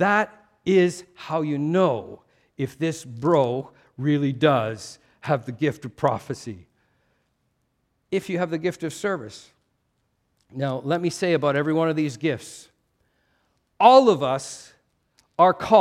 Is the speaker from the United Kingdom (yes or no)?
no; Canada; a culture like mine, Canadian